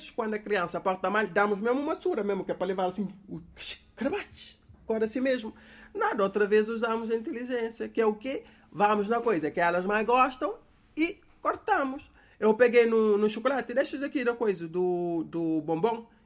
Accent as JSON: {"language": "Portuguese", "country": "Cape Verde", "said": "Daqui que eu vos falo sou eu, aqui de Cabo Verde."}